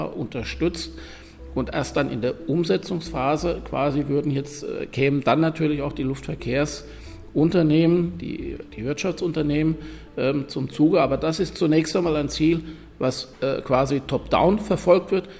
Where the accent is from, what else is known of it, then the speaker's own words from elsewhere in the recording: Germany; moved away as an adult; also born or lived in Rhineland; now in Vienna, Austria; als jemand, der aus Deutschland kommt